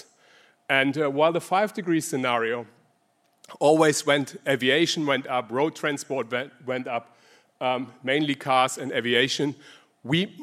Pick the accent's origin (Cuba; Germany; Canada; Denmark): Germany; accent: German; English is a second language; moved away as an adult; now in Sydney, Australia; As you hear from my accent, I'm originally German. I migrated to Australia.